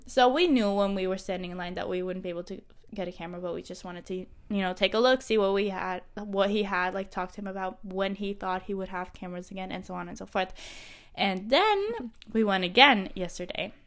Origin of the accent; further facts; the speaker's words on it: Thun, Bern, Switzerland; moved away as an adult; now in Madrid, Spain; I am from Switzerland, from Thun, Switzerland. I am currently living